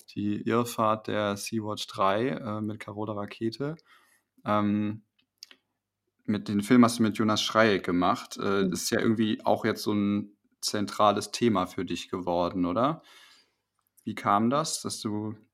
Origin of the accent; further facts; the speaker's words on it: Wipperfürth, North Rhine-Westphalia, Germany; ich komme aus dem Bergischen